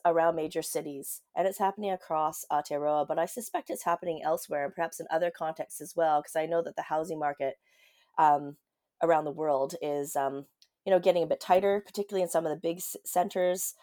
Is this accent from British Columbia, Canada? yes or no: yes; Vancouver, British Columbia, Canada; now in Auckland, New Zealand; I grew up in Vancouver. I am a city slicker